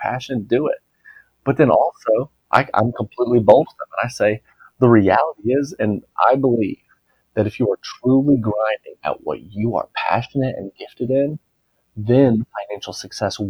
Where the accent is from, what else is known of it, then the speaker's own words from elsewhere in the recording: United States; I'm American